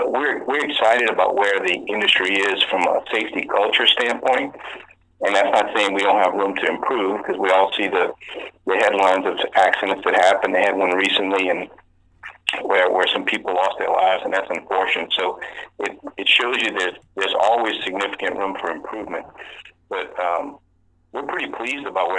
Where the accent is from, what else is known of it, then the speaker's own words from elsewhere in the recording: Louisiana, United States; born and raised in Louisiana, my entire family was connected to the oil and gas industry